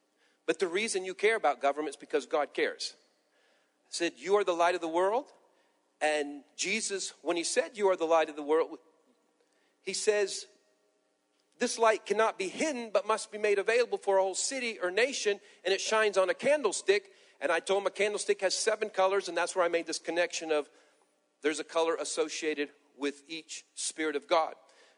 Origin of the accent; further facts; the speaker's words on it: Peru; born there; I tell my past that I was born in Peru, South America. My parents were missionaries, and I was a pastor